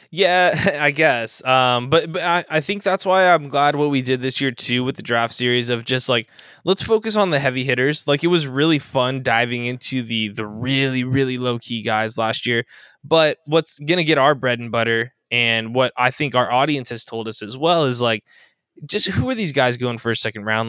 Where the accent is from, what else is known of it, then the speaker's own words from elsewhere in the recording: Orange County, California, United States; I grew up in Orange County, the home of the Fairweather fan